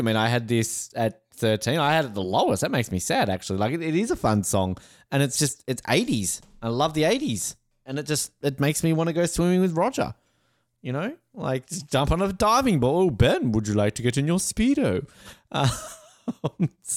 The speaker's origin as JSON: {"language": "English", "country": "Canada", "said": "I'm Canadian"}